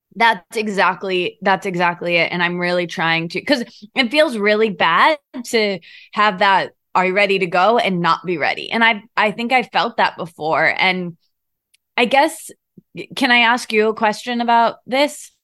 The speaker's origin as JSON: {"language": "English", "region": "Michigan", "country": "United States", "tie": "born or raised there", "also_born_or_lived": "Detroit / Australia", "moved": "as an adult", "lives_now": "Los Angeles, United States", "said": "I grew up in Michigan"}